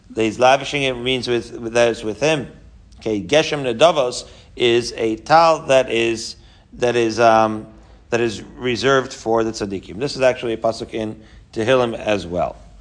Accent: Merrick, New York, United States; moved away as an adult; also born or lived in Israel; I grew up in Merrick, Long Island, with this guy

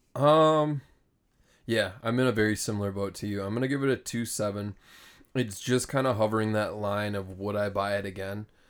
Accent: Minnesota, United States; we come from Minnesota

